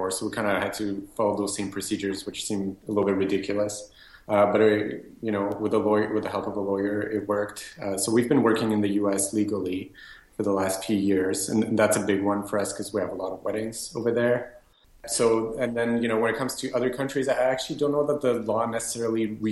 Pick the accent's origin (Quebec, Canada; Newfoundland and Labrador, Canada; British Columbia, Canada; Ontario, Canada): Quebec, Canada; Montreal; I am born and raised in Montreal